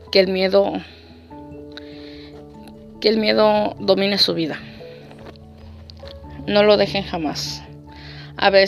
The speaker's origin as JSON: {"language": "Spanish", "region": "Guerrero", "country": "Mexico", "lives_now": "Tijuana, Mexico", "said": "yo soy del estado de Guerrero y actualmente radico en la ciudad de Tijuana, de Baja California."}